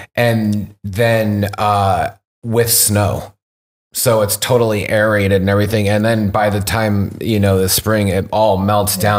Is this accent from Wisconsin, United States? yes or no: no; Rogue Valley, Southern Oregon, United States; also born or lived in British Columbia; now in Canada; my original root growing up in Southern Oregon, being born in, like, the Rogue Valley